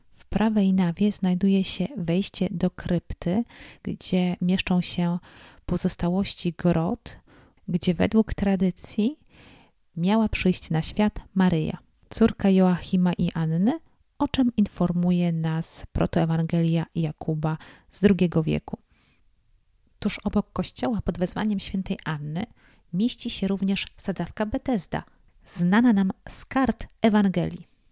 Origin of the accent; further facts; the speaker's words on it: Poland; jestem z Polski